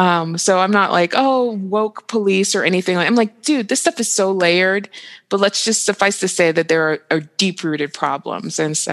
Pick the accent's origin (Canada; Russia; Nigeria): Nigeria; also born or lived in Dubai, United Arab Emirates / Saudi Arabia; Like, I'm from Nigeria, and so I would go to Nigeria every summer, you know, and I grew up in the Middle East, like in Dubai and Saudi Arabia.